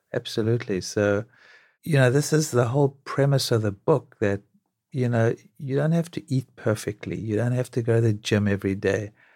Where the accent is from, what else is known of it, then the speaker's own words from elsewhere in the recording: South Africa; now in New York, United States; growing up in South Africa